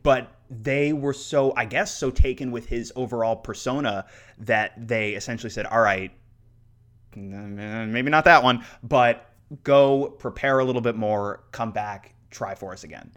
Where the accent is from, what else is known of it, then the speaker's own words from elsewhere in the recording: South Florida, United States; when I was growing up in South Florida